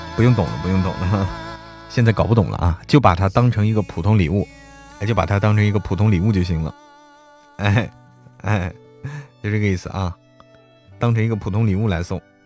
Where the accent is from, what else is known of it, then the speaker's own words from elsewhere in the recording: Hebei, China; now in Chengdu, China; 我是河北人，但是我在成都过年啊